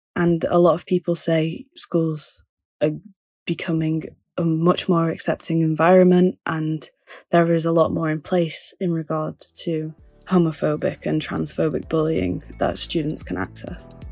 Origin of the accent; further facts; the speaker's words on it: Manchester, North West England, United Kingdom; moved away as an adult; also born or lived in London; I'm from Manchester, but I went to London for, um, for university.